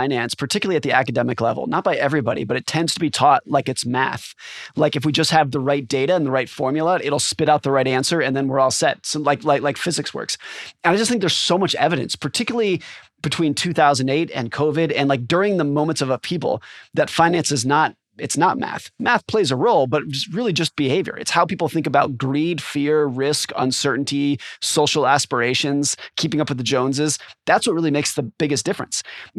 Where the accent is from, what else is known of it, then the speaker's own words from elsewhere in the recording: California, United States; now in Seattle, United States; My wife grew up here. That's what brought us here. I grew up in California.